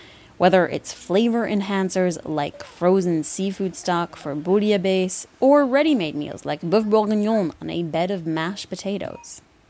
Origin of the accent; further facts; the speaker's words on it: Midwest, United States; moved away as an adult; now in Paris, France; I was raised in the Midwest, the home of fluffernutter sandwiches.